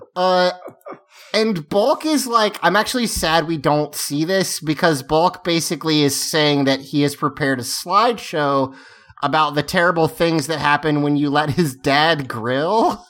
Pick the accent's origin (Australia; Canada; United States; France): United States; the Carolinas; I'm from the Carolinas